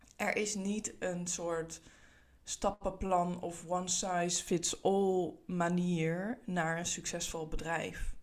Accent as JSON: {"language": "Dutch", "country": "Netherlands", "said": "Ik kom uit Nederland, zoals je kan horen"}